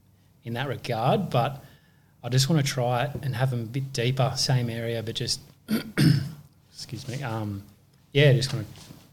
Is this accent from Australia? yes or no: yes; Bronte, New South Wales, Australia; I grew up in Bronte.